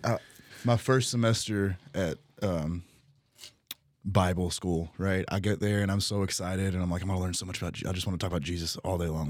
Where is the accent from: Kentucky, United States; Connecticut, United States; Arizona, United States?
Kentucky, United States; Utica; also born or lived in Texas; now in Owensboro, United States; I grew up in Utica, went to, uh, school out in Texas for a few years